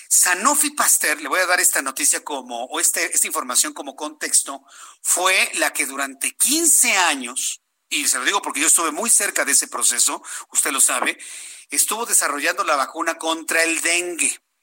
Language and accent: Spanish; Mexico